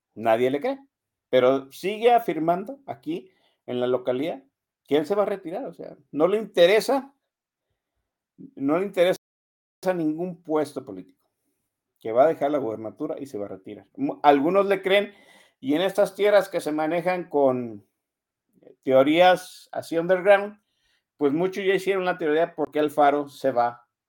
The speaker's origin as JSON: {"language": "Spanish", "town": "Guadalajara", "region": "Jalisco", "country": "Mexico", "tie": "born or raised there", "said": "Desde que yo vivo aquí, desde que yo tengo existencia, aquí nací en Guadalajara, hace 50 años que nací aquí"}